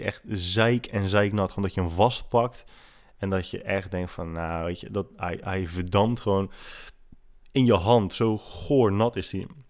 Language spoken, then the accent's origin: Dutch; Netherlands; als Nederlanders